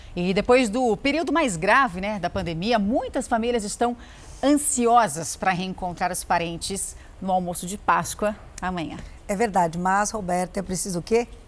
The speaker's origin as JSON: {"language": "Portuguese", "country": "Brazil", "said": "nós brasileiros"}